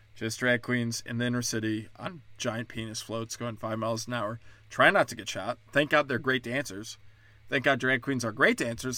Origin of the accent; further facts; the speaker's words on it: Chicago, Illinois, United States; now in Texas, United States; I'm from Chicago. My whole city burnt down